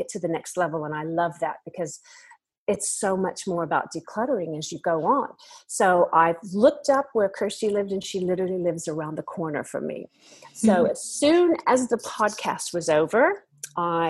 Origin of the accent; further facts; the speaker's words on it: United States; moved away as an adult; now in Australia; I'm from America originally, but I've lived in Australia now for half of my life